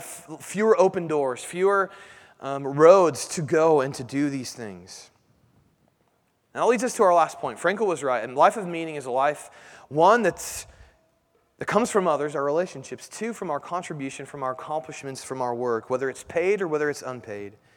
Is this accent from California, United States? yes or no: no; Indianapolis, Indiana, United States; growing up in Indianapolis